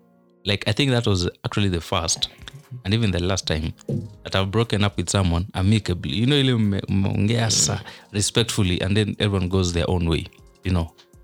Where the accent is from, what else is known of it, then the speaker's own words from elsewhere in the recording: Kisii County, Kenya; Like someone just, I come from Kisii, but I don't go there because there's a nini.